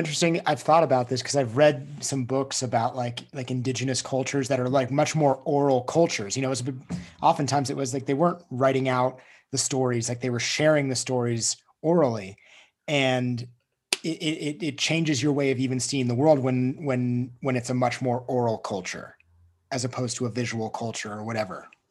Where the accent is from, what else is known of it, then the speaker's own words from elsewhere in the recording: United States; I grew up in Lake Tahoe